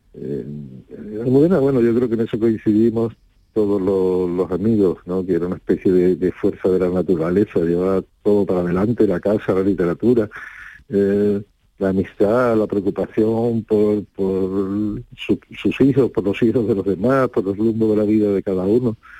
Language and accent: Spanish; Rota, Andalusia, Spain; a mí me enorgullece mucho que ellos eligieran mi pueblo como, como segunda casa